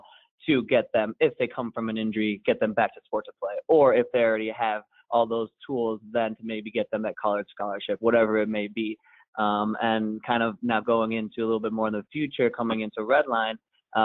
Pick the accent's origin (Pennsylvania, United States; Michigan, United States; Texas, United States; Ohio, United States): Ohio, United States; Cleveland; I grew up in the Cleveland area